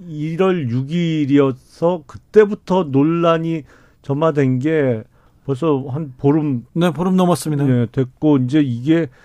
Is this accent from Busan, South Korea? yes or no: no; Suwon, Gyeonggi Province, South Korea; 저는 뭐 고향이 수원이라 네. 어 그냥 수원의 아들